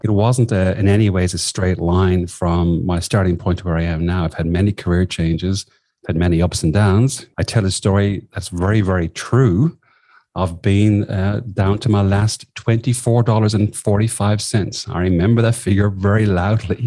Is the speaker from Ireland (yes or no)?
yes; southwest of Ireland, Ireland; moved away as an adult; also born or lived in Sligo, Ireland / London, United Kingdom; now in Australia; I grew up in the Southwest of Ireland